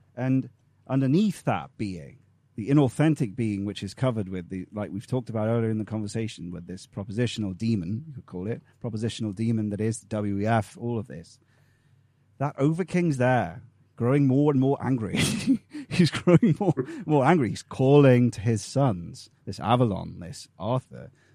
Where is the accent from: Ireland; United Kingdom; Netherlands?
United Kingdom; England; we're a people, we're English people